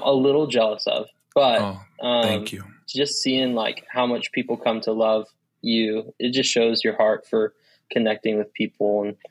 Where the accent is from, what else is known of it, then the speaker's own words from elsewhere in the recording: Washington, United States; moved away; I grew up in Washington State